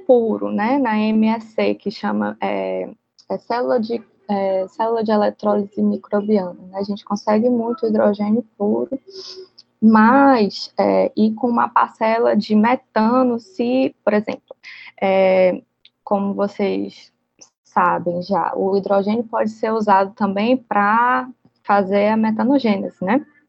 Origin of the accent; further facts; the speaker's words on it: Manaus, Amazonas, Brazil; moved away as an adult; now in Ceará, Brazil; Eu sou de Manaus, né? Apesar de muito notícia dizer por aí que eu sou cearense, eu não sou cearense, eu sou amazonense